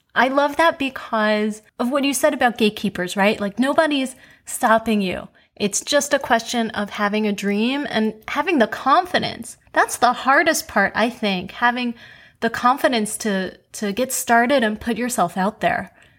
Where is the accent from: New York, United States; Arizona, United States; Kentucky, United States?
New York, United States; New York City; I grew up in Queens